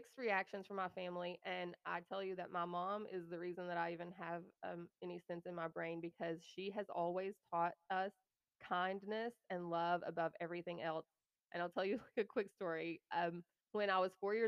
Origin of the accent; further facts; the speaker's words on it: the Bible Belt, United States; moved away as an adult; also born or lived in New Mexico; I'm from the Bible Belt